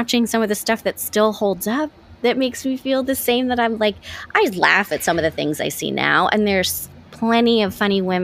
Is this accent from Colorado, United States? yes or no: no; the Bay Area, California, United States; I love the Bay Area